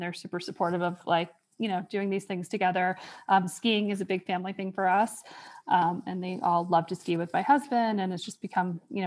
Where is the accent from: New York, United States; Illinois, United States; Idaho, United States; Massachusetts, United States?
New York, United States; moved away as an adult; also born or lived in Virginia; now in Wyoming, United States; I grew up in New York.